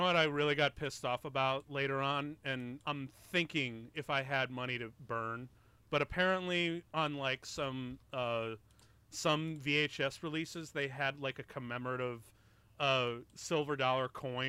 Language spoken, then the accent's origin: English; Chicago, Illinois, United States; I'm from Chicago. My dad was living in Chicago when I was born.